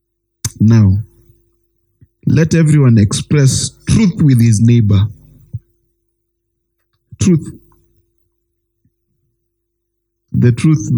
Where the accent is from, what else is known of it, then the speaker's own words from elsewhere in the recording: Kenya; I was born in Kenya, my friend, in the 1980s